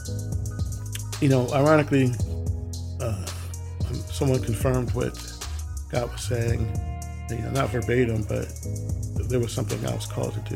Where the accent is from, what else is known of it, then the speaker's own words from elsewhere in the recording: Willingboro, New Jersey, United States; growing up in Willowboro, I lived in a park which y'all usually refer to as subdevelopment or development, called Garfield North Park